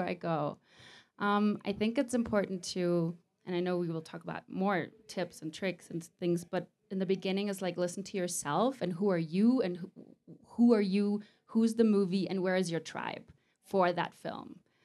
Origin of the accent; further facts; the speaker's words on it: Mallorca, Balearic Islands, Spain; The Mallorca is my hometown